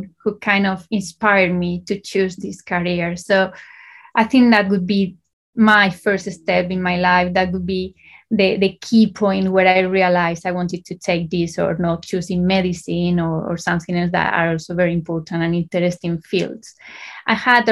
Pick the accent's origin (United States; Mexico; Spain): Spain; moved away as an adult; also born or lived in Valencia, Spain; I started in Spain. I'm from Spain, so I did my A-levels in Spain